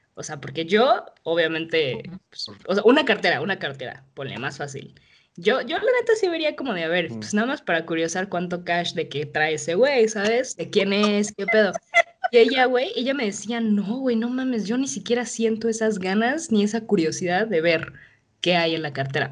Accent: Mexico City, Mexico; soy de la Ciudad de México

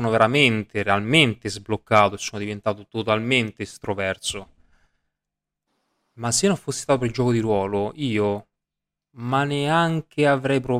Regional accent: Rome, Lazio, Italy; io sono di Roma

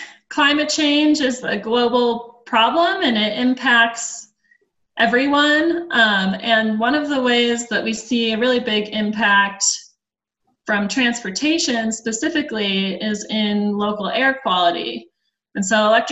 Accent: Minnetonka, Minnesota, United States; moved away as an adult; also born or lived in Indiana; now in Colorado, United States; I'm actually from Minnesota. I grew up in Minnetonka.

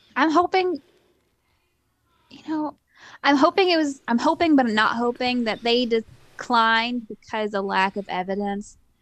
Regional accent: Eastern Kentucky, United States

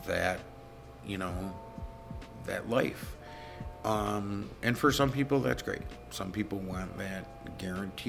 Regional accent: Rochester, New York, United States; I grew up in Rochester, New York, in West Aranaquite, went to West Aranaquite High School.

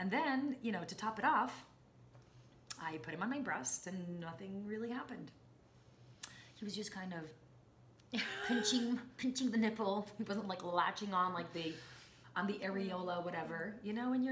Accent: Jerusalem, Jerusalem District, Israel; I was born and raised in Jerusalem

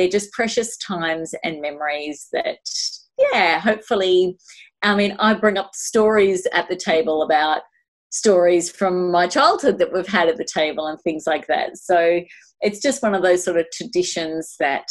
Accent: Melbourne, Victoria, Australia; I grew up in Eltham in Melbourne, Australia

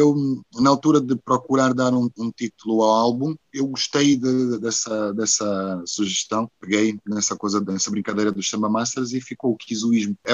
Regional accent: Luanda, Luanda Province, Angola; born there; also born or lived in Porto; foi onde eu nasci, naturalmente, que é Luanda. Mas depois de Luanda, o sítio mais importante é realmente o Porto. O Porto é uma casa.

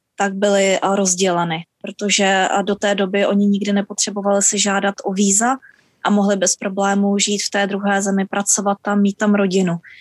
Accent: Czechia; moved away as an adult; now in New Zealand; narodili jsme se v Československu

